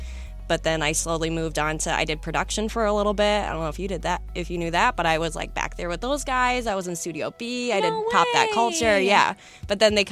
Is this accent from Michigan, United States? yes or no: yes; Ann Arbor, Michigan, United States; I was born and raised in Ann Arbor